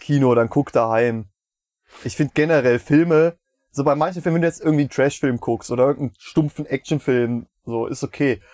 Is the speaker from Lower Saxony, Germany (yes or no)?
no; Meiningen, Thuringia, Germany; moved away as an adult; now in Schmalkalden, Germany; in meiner Heimat ist, ähm, Casino-Lichtspiele Meiningen